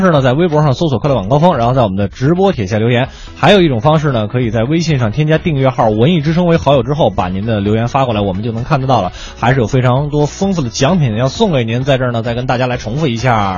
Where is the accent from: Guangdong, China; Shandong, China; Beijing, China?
Beijing, China; 我的老家怀柔